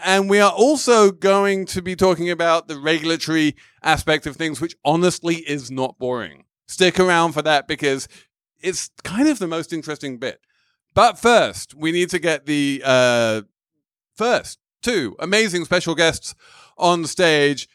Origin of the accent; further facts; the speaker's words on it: England, United Kingdom; as an Englishman